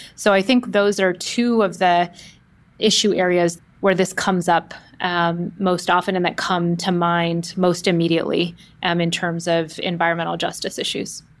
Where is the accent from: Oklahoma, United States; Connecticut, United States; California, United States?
California, United States; Oakland; I grew up in the Bay Area, in the San Francisco Bay Area, specifically in the East Bay in Oakland